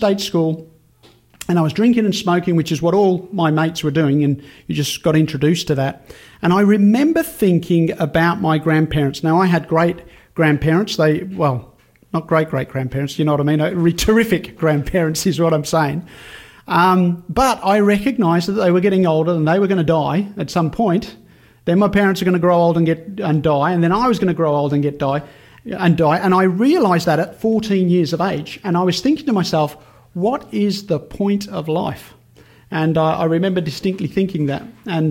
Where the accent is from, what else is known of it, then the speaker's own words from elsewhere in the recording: Birmingham, West Midlands, United Kingdom; moved away; I grew up in Birmingham, actually. Birmingham, England's right in the centre of the country